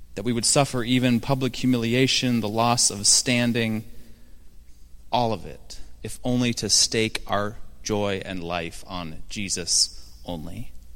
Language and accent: English; Seattle, Washington, United States; moved away; my hometown of Seattle. I should say, former hometown of Seattle.